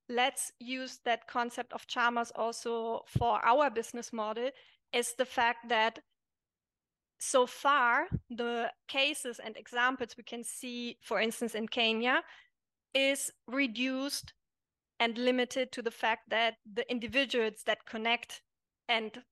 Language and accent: English; Germany; moved away as an adult; also born or lived in Italy; I'm German, growing up in Germany, we are a very individualistic country